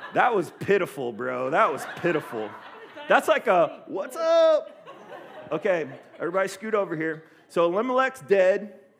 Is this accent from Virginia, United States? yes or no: no; Columbus, Ohio, United States; moved away; also born or lived in Oceanside, California; I'm from Columbus, Ohio, and uh, I grew up kind of in the inner, inner city of Columbus